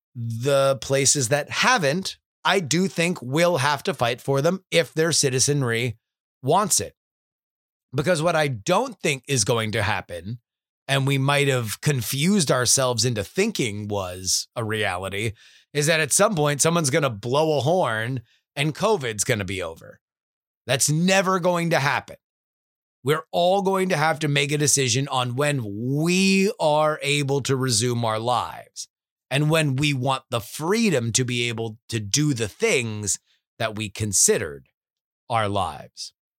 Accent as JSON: {"language": "English", "region": "South Florida", "country": "United States", "tie": "born or raised there", "moved": "yes", "said": "growing up in South Florida"}